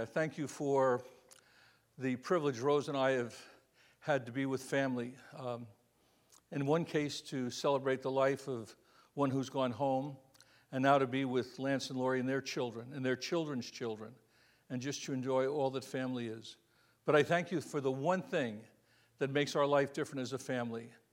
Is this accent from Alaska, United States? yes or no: no; Florida, United States; I'm from Florida. It's a little different there